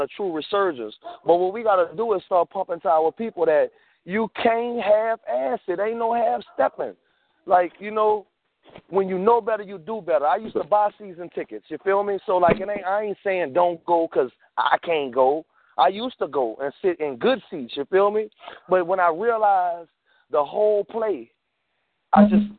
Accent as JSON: {"language": "English", "town": "New Orleans", "region": "Louisiana", "country": "United States", "said": "I'm from New Orleans"}